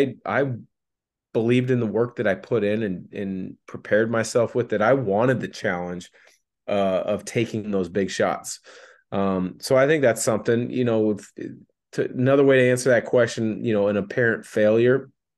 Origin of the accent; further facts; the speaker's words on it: Portland, Oregon, United States; I'm obviously from the Portland, Vancouver area.